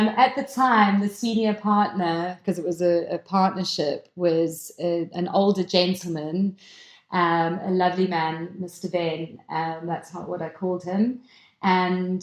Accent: South Africa; born or raised there; moved away as an adult; also born or lived in Lancashire, United Kingdom; now in United Kingdom

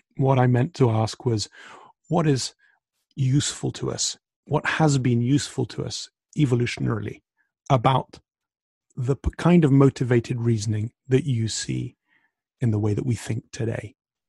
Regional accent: Texas, United States; Going back to your description of me as a Texan Republican, which I quite liked, those were declarations of identity masquerading as philosophical declarations.

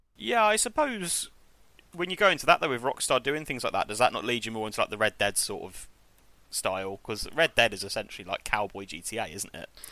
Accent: England, United Kingdom; I am English

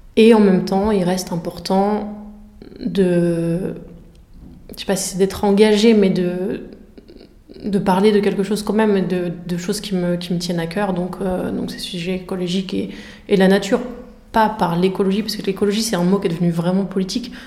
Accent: Somme, Hauts-de-France, France; des marais de la Somme, donc dont je, enfin, région dont je suis originaire

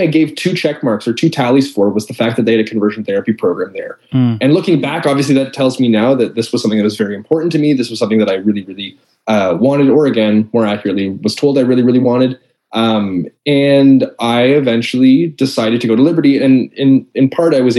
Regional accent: Toronto, Ontario, Canada; moved away as an adult; also born or lived in United States; I am from Toronto, Ontario, Canada, where I currently live. I'm back in my hometown after a number of years being in the States. Like I said, born and raised here.

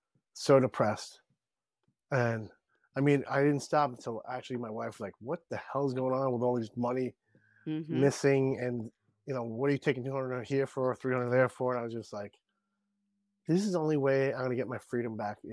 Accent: Philippines; And I'm Filipino. In Tagalog, Kabigan means friends.

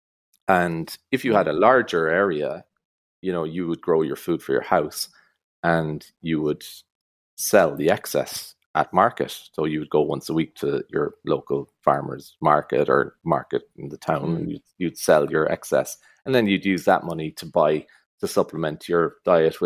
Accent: Crosshaven, Munster, Ireland; also born or lived in United States; I grew up in Crosshaven.

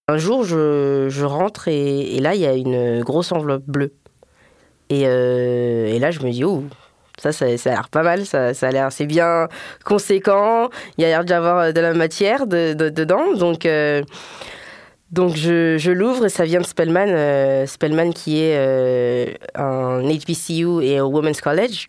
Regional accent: Guinea; moved away as an adult; je suis guinéenne.

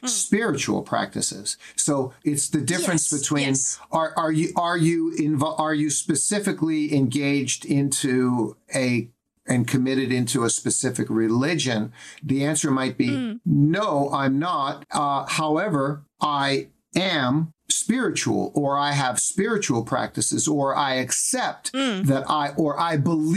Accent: United States; moved away as an adult; now in China; I'm an American.

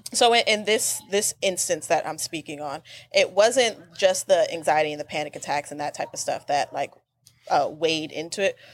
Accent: the South, United States; I'm from the South. Where do you think the rest of my family is?

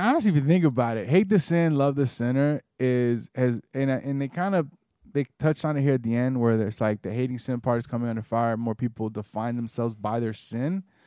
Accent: the South, United States; growing up in the South

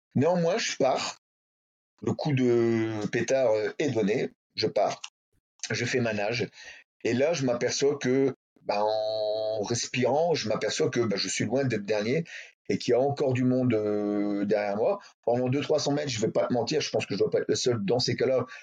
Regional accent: Hauts-de-France, France; je suis de l'Étrême des Hauts-de-France

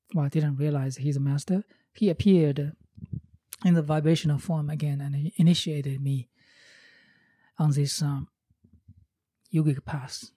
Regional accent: China; English is a second language; moved away as an adult; I was born in China in 1973.

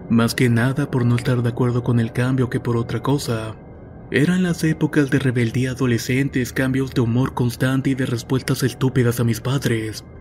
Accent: Belgrano, Buenos Aires, Argentina; Nací en Belgrano, localidad de Buenos Aires, Argentina, de ahí son oriundos mis padres y mis abuelos, al menos solamente los paternos porque los maternos venían de Italia. En dicho lugar fue donde hice la primaria y parte de la secundaria.

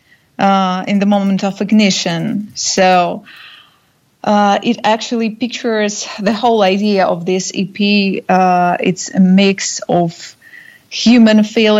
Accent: Saint Petersburg, Russia; we are from St. Petersburg

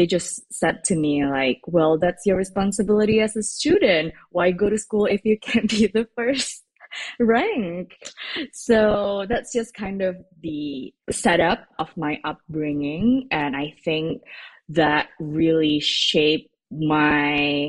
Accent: Jakarta, Indonesia; moved away as an adult; also born or lived in United States; I was born and bred in the capital in Jakarta, and I've lived there up to I graduated high school

